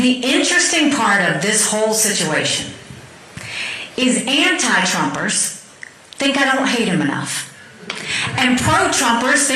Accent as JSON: {"language": "English", "region": "the American South", "country": "United States", "said": "I say that as a Southerner"}